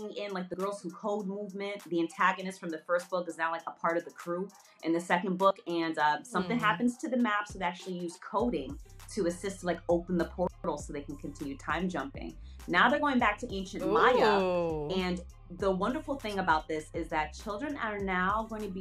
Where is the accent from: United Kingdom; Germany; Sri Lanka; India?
Germany; Berlin; moved away; also born or lived in New York; growing up in Berlin